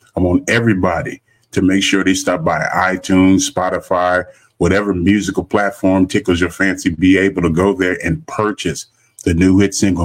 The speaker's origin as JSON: {"language": "English", "town": "Los Angeles", "region": "California", "country": "United States", "moved": "yes", "lives_now": "Houston, United States", "said": "I'm originally from Los Angeles."}